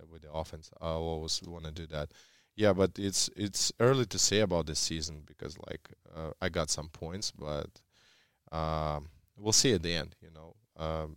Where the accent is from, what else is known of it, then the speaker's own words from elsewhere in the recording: Russia; English is a second language; moved away; when I grew up in Russia, everyone followed the national team